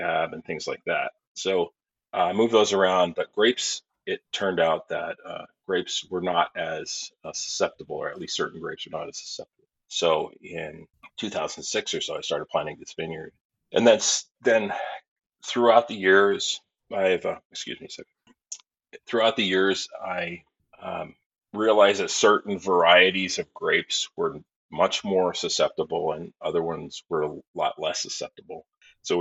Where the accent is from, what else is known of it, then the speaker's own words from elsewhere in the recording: Pennsylvania, United States; moved away as an adult; also born or lived in Southwest Germany; now in New Hampshire, United States; I grew up, it's kind of northeastern Pennsylvania near the Scranton area